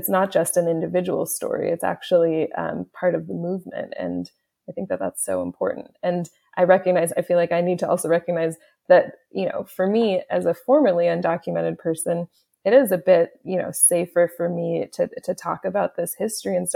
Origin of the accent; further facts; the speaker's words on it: Haiti; also born or lived in Canada; I'm as I mentioned before, I'm Haitian Canadian, um, and and due to my language experience, due to my interests, like a lot of my clients were either Haitian or or French speaking from West Africa